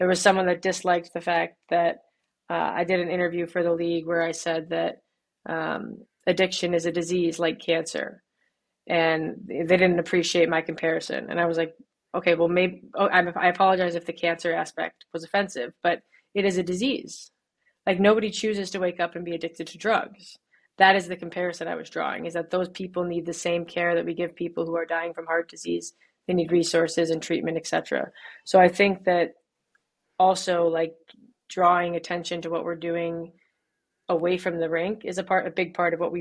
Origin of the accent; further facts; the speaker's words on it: Birmingham, Michigan, United States; I grew up in Birmingham, Michigan